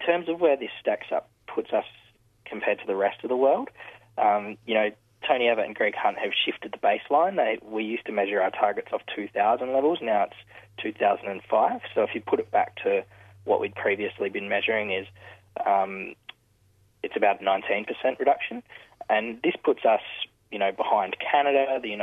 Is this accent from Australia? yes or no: yes; South Australia, Australia; in my home state